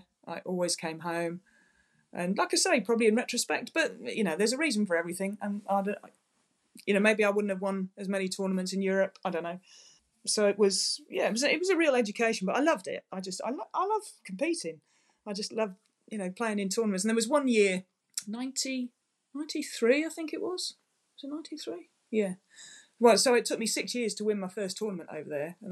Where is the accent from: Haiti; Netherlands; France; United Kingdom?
United Kingdom; England; as an English person